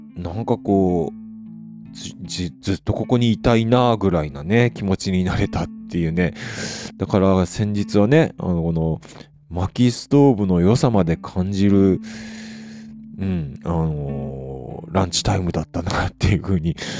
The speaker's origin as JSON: {"language": "Japanese", "town": "Hakodate", "region": "Hokkaido", "country": "Japan", "tie": "born or raised there", "said": "地元函館"}